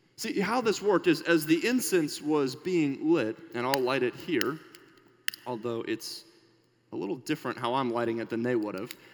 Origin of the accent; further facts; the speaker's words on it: Minnesota, United States; we're from Minnesota